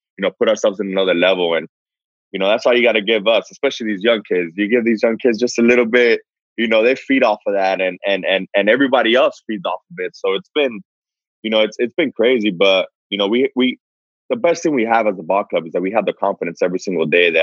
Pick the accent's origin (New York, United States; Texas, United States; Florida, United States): Florida, United States; Miami; moved away as an adult; now in San Diego, United States; I'm from Miami, been out there a long time